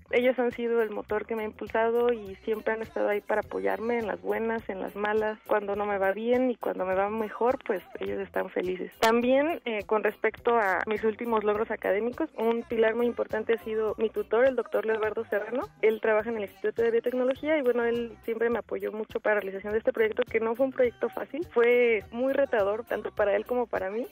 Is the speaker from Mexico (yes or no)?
yes; Mexico; also born or lived in Morelia; siendo mexicano